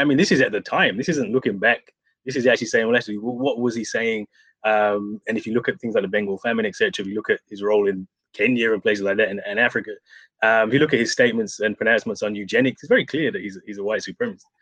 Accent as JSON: {"language": "English", "country": "United Kingdom", "said": "I'm from Britain"}